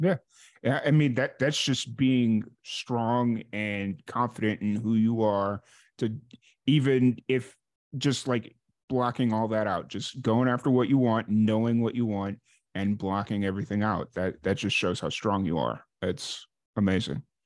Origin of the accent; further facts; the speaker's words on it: Chicago, Illinois, United States; moved away as an adult; I'm originally from Chicago, so I, I know what it's like to grow up in and around a major city